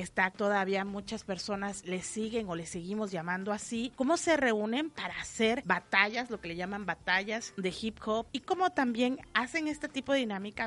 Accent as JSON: {"language": "Spanish", "town": "Cintalapa", "region": "Chiapas", "country": "Mexico", "tie": "born or raised there", "said": "yo nací en Cintalapa y parte de mi familia es de Arriaga"}